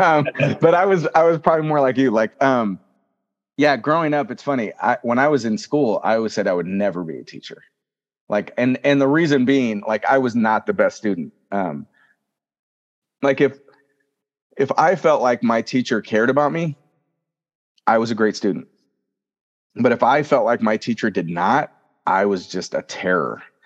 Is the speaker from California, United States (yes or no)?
yes; Fresno, California, United States; also born or lived in Selma, California; I'm born and raised in Fresno, California.